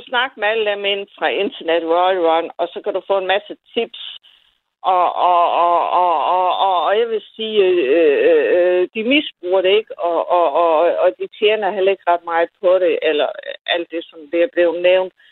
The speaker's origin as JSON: {"language": "Danish", "area": "Funen", "region": "Southern Denmark", "country": "Denmark", "said": "jeg kommer fra Fyn og Næstby"}